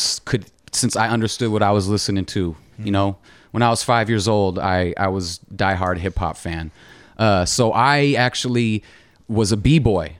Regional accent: Tacoma, Washington, United States; I grew up in Tacoma. My family moved here when I was a baby. I wasn't actually born here, but I'm raised here

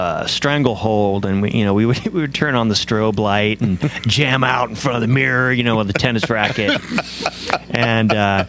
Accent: Midwest, United States; moved away; also born or lived in East Coast / Houston, Texas; I grew up in a country called the Midwest. Man, what a great place to grow up

